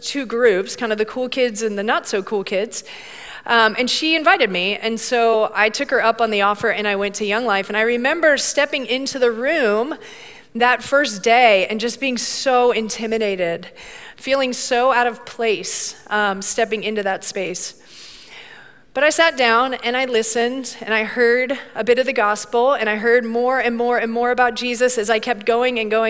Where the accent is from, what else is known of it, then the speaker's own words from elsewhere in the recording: Bradenton, Florida, United States; I grew up down in Bradenton, Florida